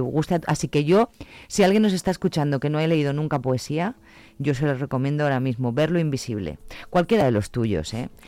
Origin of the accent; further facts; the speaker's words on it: Pozuelo de Tábara, Castile and León, Spain; mi pueblo es Pozuelo de Tábara